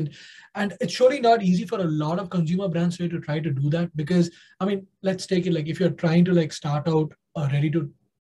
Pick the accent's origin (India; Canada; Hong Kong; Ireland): India; being an Indian myself